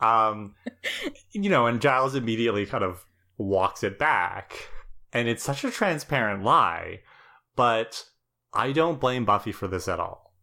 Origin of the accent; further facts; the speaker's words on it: Canada; as a Canadian